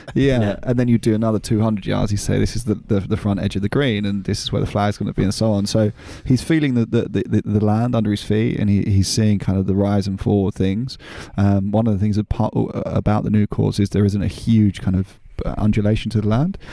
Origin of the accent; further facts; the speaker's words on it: London, United Kingdom; moved away as an adult; now in France; when I was a kid, growing up in London, my part of London was in Kent County